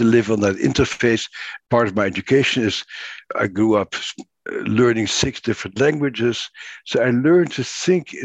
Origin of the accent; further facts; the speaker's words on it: Netherlands; I grew up in the Netherlands